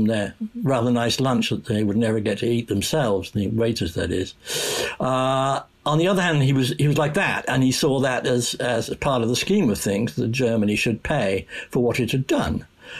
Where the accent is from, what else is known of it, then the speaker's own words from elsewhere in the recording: United Kingdom; being British